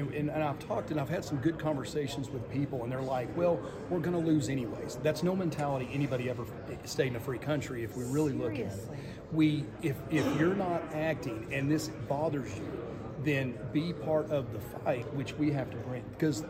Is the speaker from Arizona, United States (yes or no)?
yes; Arizona, United States; Yes, and I'm actually from Arizona, so, you know, now you'll notice the Tennessee. I've been in Tennessee for a while, too.